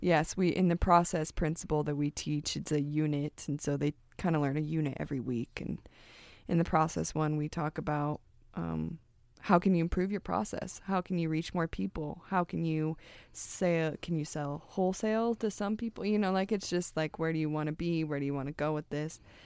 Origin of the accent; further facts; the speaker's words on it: United States; we're American